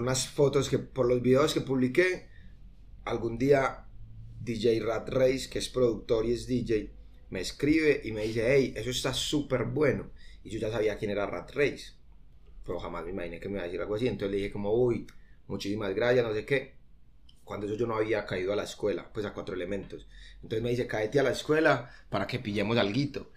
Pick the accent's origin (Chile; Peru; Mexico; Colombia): Colombia; nosotros somos de Colombia